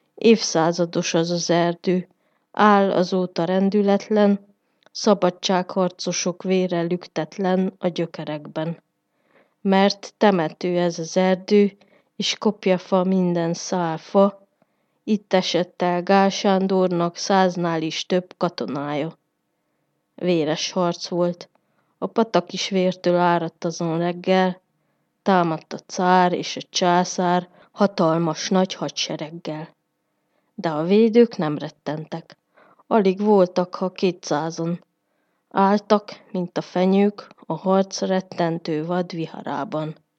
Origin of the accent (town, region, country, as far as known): Miercurea Ciuc, Harghita County, Romania; born or raised there